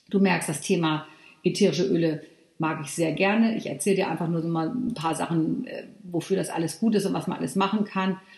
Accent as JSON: {"language": "German", "region": "Northern Germany", "country": "Germany", "said": "also ich komme ja hier aus Norddeutschland"}